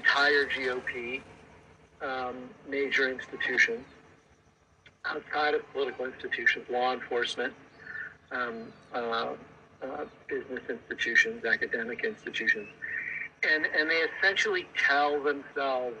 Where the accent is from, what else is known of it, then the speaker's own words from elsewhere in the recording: Midwest, United States; moved away; I grew up in the Midwest